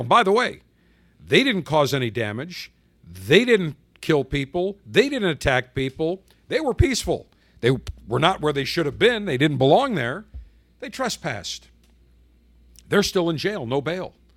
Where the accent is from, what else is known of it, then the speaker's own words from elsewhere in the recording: Buffalo, New York, United States; moved away; my hometown of Buffalo